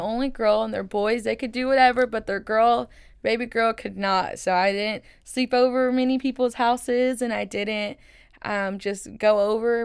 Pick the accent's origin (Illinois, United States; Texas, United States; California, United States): Texas, United States; Waco; first language Spanish; English is a second language; I was born and raised here in Waco, Texas